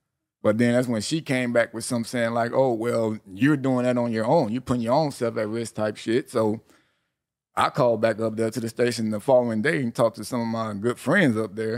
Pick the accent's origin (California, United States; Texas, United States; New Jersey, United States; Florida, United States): California, United States; Long Beach; me growing up in Long Beach